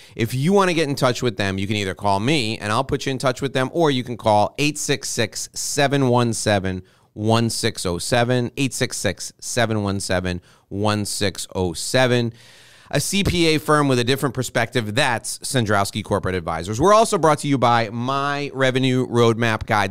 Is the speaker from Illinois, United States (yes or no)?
no; New York, United States; I'm born and raised in New York.